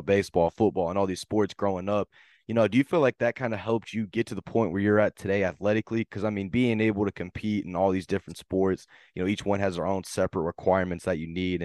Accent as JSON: {"language": "English", "town": "Fort Worth", "region": "Texas", "country": "United States", "said": "I've always been around the Fort Worth area."}